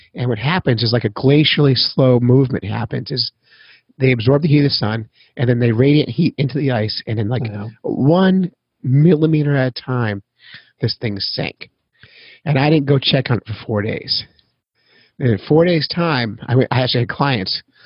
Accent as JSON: {"language": "English", "town": "Petaluma", "region": "California", "country": "United States", "tie": "born or raised there", "also_born_or_lived": "San Francisco", "said": "I was born in California"}